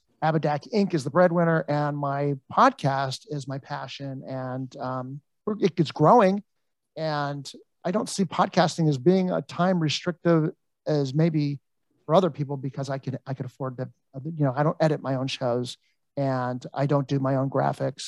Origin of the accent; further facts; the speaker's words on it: Los Angeles, California, United States; I'm from Encino